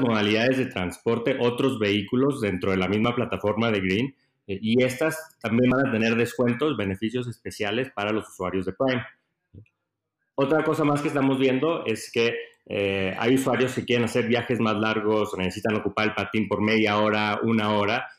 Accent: Monterrey, Nuevo León, Mexico; moved away as an adult; also born or lived in United States / San Francisco; yo crecí en Monterrey

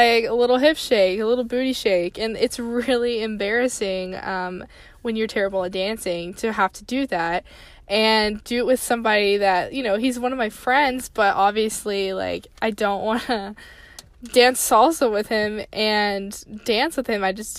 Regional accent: the South, United States; I was raised in the South.

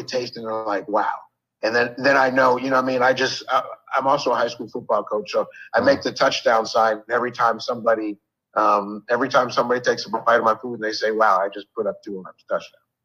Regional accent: Northern Virginia, United States; also born or lived in Buffalo, New York; So I've been in Northern Virginia since I was uh, seven, uh, eight, actually nine years old.

